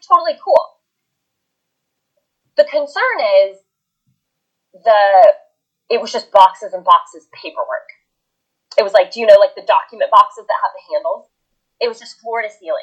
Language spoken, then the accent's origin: English; United States; moved away as an adult; also born or lived in Los Angeles / Brisbane / Sydney